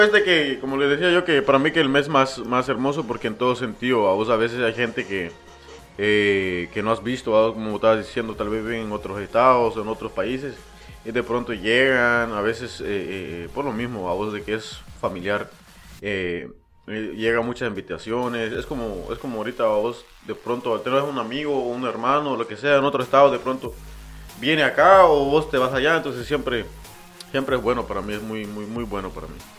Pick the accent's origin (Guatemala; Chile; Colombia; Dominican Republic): Guatemala; donde yo nací, en el pueblito